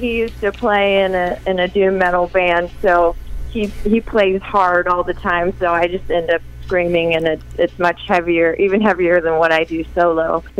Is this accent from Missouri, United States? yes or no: yes; Warrensburg, Missouri, United States; I'm calling from Warrensburg, Missouri, my hometown.